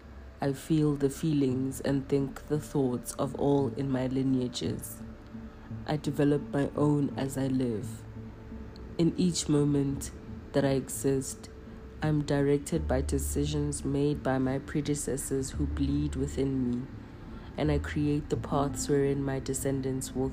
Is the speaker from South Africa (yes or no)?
yes; South Africa; As South African Black people